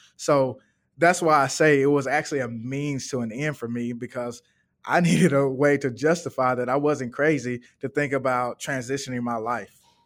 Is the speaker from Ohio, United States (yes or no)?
no; Birmingham, Alabama, United States; now in Atlanta, United States; I'm originally from Birmingham, Alabama, um, and that is where my mom and dad is.